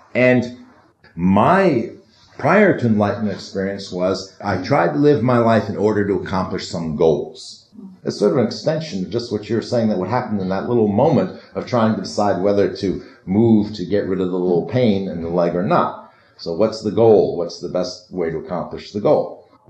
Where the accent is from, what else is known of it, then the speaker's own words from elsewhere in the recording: New York, United States; I grew up in New York.